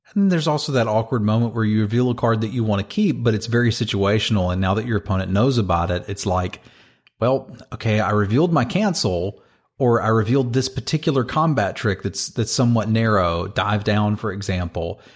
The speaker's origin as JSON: {"language": "English", "region": "Northern Virginia", "country": "United States", "tie": "born or raised there", "said": "I played at them in my hometown. Here in Northern Virginia, I played at G P D C"}